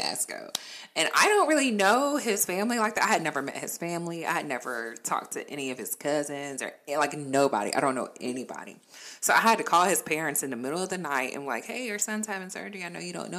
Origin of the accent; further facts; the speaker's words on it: Florida, United States; also born or lived in Virginia; now in North Carolina, United States; as a kid, I grew up in Florida